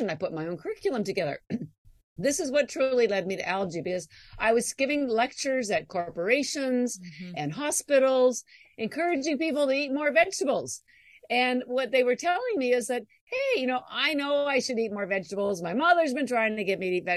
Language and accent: English; Canada; moved away as an adult; I'm actually Canadian, as I may have mentioned, and all my education was in Canada.